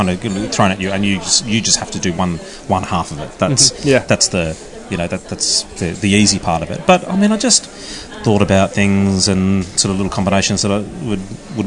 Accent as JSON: {"language": "English", "town": "Sydney", "region": "New South Wales", "country": "Australia", "moved": "as an adult", "lives_now": "Melbourne, Australia", "said": "I've settled down here in Melbourne. I was originally from Sydney"}